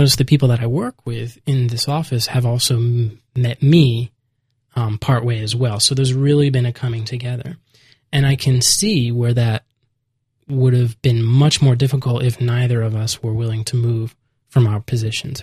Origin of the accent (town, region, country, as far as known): United States; moved away as an adult